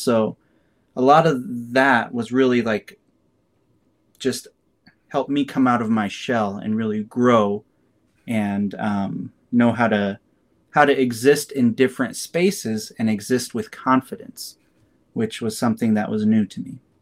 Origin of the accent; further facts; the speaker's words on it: Kearney, Nebraska, United States; moved away as an adult; also born or lived in Lincoln, Nebraska; I was born and raised in Kearney, Nebraska